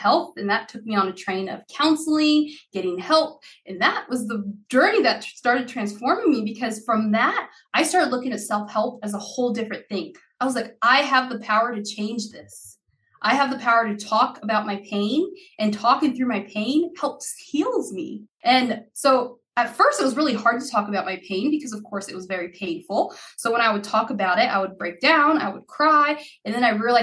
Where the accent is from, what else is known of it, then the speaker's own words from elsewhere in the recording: Idaho, United States; English is a second language; also born or lived in Haiti; I was born in Haiti and we immigrated to the United States in 93. I would have been 6 years old then. We came to a little town in Idaho.